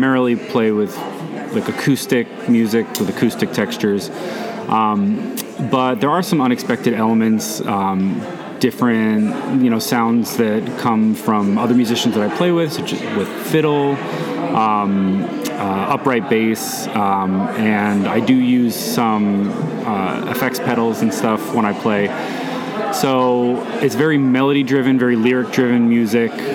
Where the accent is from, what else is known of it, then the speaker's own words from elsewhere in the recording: Allendale, New Jersey, United States; also born or lived in Brooklyn, New York / New York City; now in Jersey City, United States; my parents moved us to Bergen County, to Allendale, New Jersey. And I grew up there.